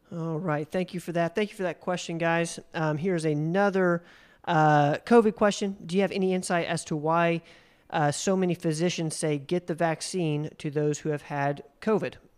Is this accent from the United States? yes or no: yes; Spartanburg, South Carolina, United States; I was born in South Carolina, um, in Spartanburg